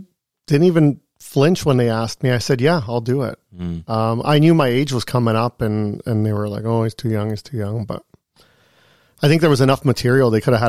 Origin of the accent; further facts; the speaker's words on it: Thunder Bay, Ontario, Canada; born there; Yeah, to me, I was born in Thunder Bay. But to me, my blood is Italy.